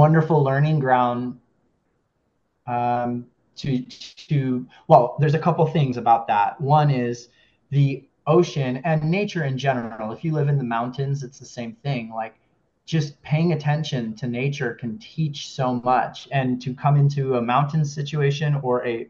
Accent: Kona, Hawaii, United States; also born or lived in Southern California; now in Los Angeles, United States; I'm from Hawaii. I'm from Kona, where the film takes place. And I currently live in California, in Southern California, near Los Angeles

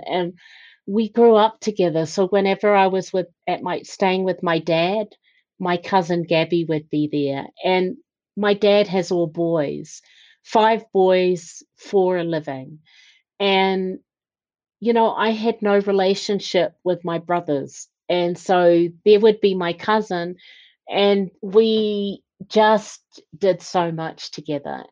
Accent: New Zealand; I was born and bred in New Zealand

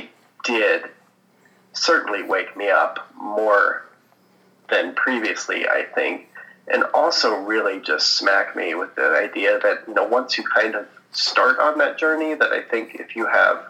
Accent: United States; typical white suburban boy growing up in America

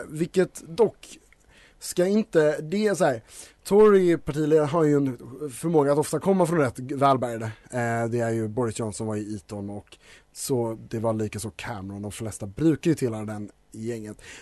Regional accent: Denmark; also born or lived in Scotland, United Kingdom; då jag typ är dansk och Eh, lite på det spåret så när jag var liten bodde jag i Skottland så därför tänker jag att brittisk inrikespolitik är min inrikespolitik.

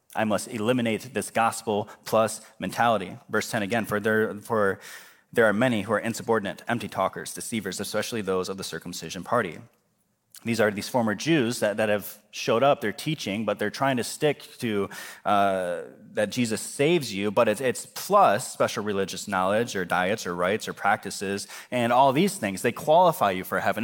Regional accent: United States

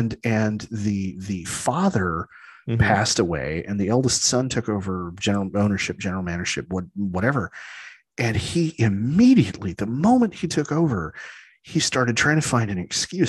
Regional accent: San Diego, California, United States; You know, I grew up in San Diego.

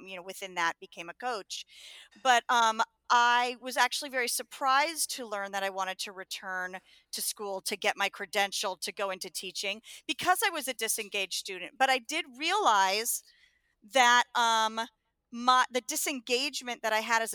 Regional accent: Los Angeles, California, United States; also born or lived in Connecticut; I grew up in Los Angeles

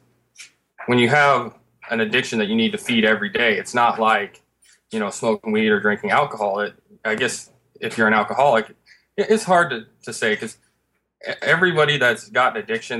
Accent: Covington, Washington, United States; we're both from Seattle, just a little town outside Seattle. But we're born and raised in this town called Covington

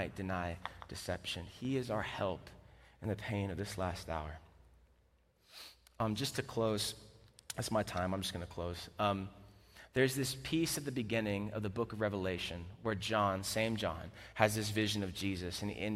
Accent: Florida, United States; I'm from Florida, the South

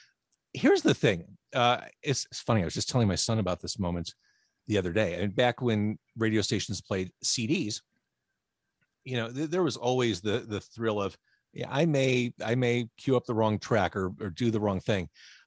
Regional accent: Chicago, Illinois, United States; I was born Edgewater Hospital in Rogers Park.

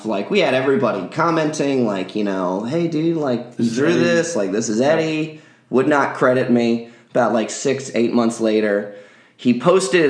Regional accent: South Florida, United States; I'm not from Philly, but I'm... South Florida

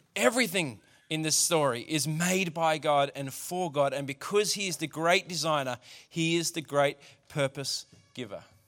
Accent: Australia; As an Australian culture, we don't like being told what to do.

